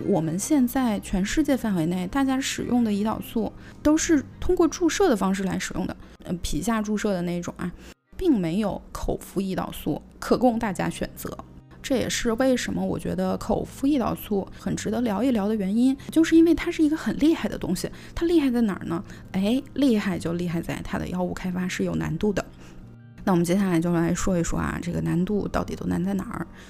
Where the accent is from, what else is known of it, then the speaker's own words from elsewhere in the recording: China; 作为我们中国人